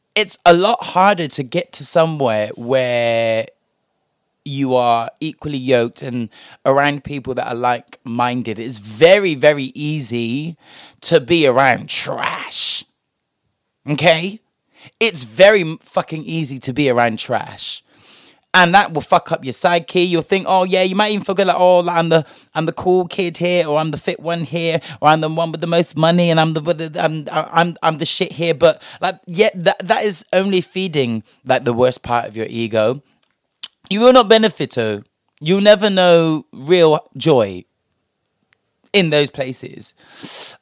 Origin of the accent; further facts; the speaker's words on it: United Kingdom; us as the British public